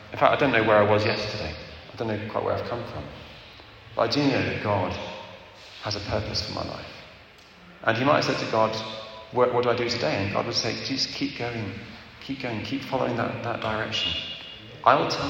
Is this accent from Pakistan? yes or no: no; England, United Kingdom; moved away; also born or lived in Zimbabwe; I'm English